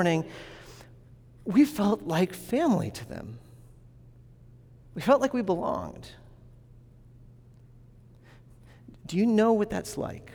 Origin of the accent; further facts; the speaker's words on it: New England, United States; I'm from New England